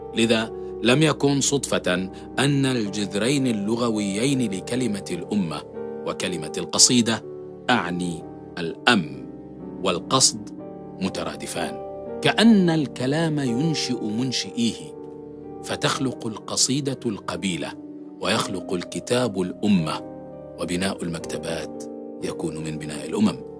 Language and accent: Arabic; Palestine; فانا فلسطيني